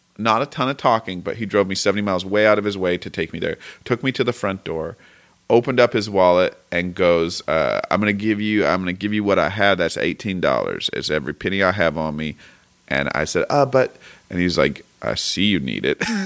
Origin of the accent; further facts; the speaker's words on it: Portland, Oregon, United States; now in Southern California, United States; I'm from Portland, Oregon